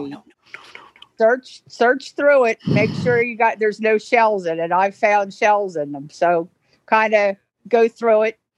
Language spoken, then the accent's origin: English; Orlando, Florida, United States; I am from Orlando, Florida, the Sunshine State.